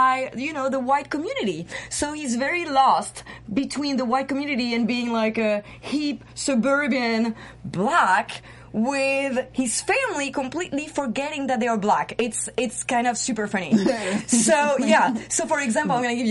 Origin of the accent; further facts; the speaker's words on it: Paris, Île-de-France, France; now in Los Angeles, United States; I'm your fashionista from Paris, based